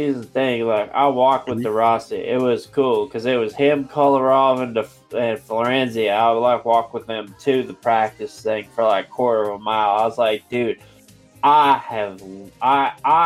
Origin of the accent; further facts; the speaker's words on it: United States; I'm American.